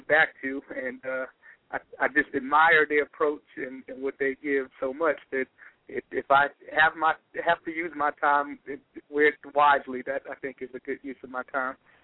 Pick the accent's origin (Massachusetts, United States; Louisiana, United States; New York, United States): New York, United States; New York City; I was born and raised in Brooklyn